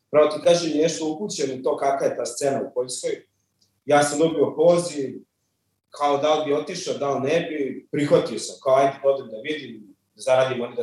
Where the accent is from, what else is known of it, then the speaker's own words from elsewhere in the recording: Belgrade, Serbia; rođen sam u Beogradu, u Zemunu, odrastao u Beogradu